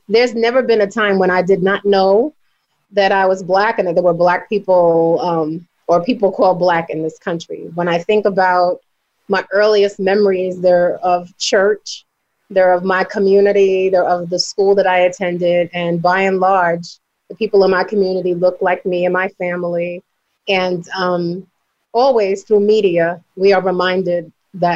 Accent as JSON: {"language": "English", "town": "New York City", "region": "New York", "country": "United States", "tie": "born or raised there", "said": "I grew up in the South Bronx."}